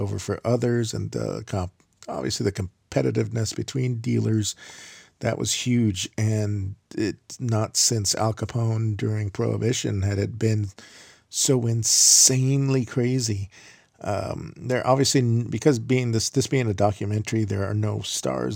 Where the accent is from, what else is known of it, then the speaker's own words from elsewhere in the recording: Miami, Florida, United States; I grew up in Miami, biking all over Miami